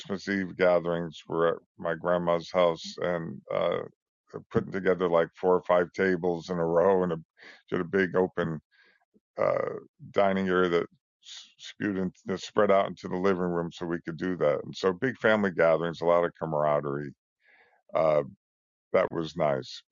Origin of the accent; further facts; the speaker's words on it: Trumbull, Connecticut, United States; also born or lived in Bridgeport, Connecticut; I grew up in just outside Bridgeport, Connecticut, a little town called Trumbull